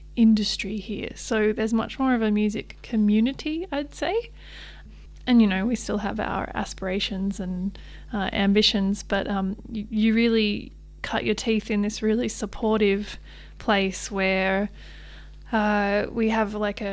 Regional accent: Canberra, Australian Capital Territory, Australia; moved away as an adult; now in Sydney, Australia; I was born in Sydney, but I moved to Canberra when I was 5 and came up here in my mid-20s.

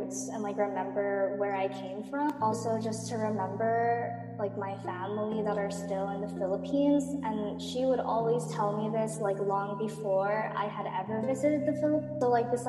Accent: Mililani, Hawaii, United States; moved away as an adult; also born or lived in Waipahu, Hawaii; now in Boston, United States; I was born and raised on Oahu, Hawaii, specifically Mililani, but I mostly went to school in Waipahu

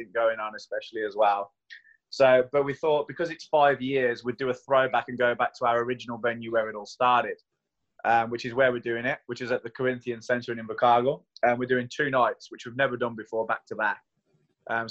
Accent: United Kingdom; now in Queenstown, New Zealand; I'm British

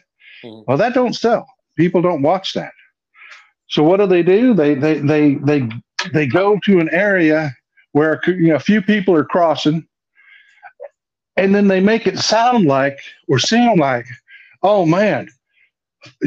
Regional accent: South Texas, United States; I'm up in the northeastern corner of Texas now, but I was born and raised in South Texas

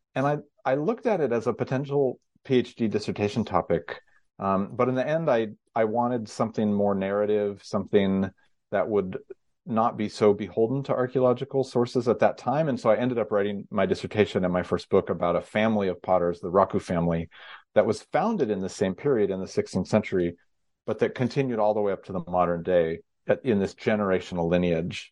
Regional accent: Northern California, United States; I grew up in Northern California

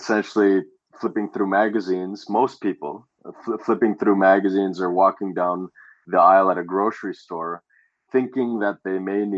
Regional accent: Canada; growing up in Canada

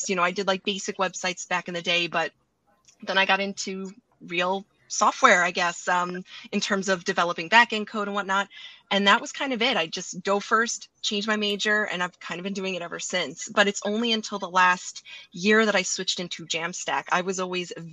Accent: New York, United States; I'm from New York

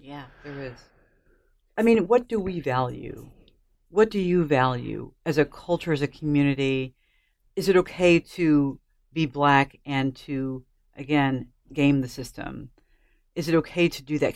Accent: United States; I'm an American

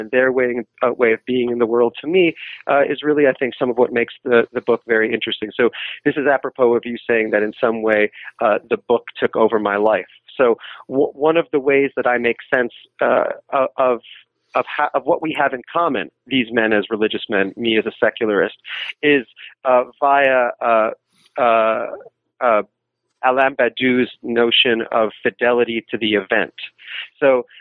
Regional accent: New York City, New York, United States; I'm from New York City

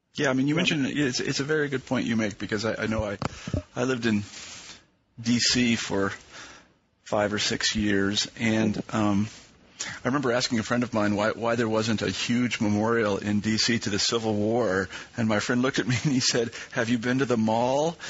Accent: Kansas, United States; moved away; also born or lived in East Coast; I grew up in the Midwest and, and actually in Kansas

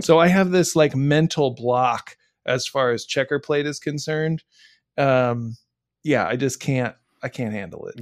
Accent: Midwest, United States; I grew up, I grew up in the Midwest, and the Midwest is part of the salt belt

